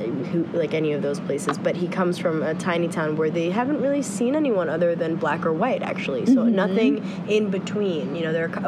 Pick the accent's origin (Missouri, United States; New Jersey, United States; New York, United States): New York, United States; But we're also from New York.